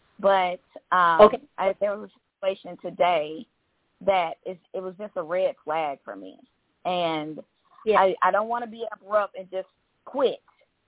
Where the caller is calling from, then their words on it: Georgia, United States; from Georgia.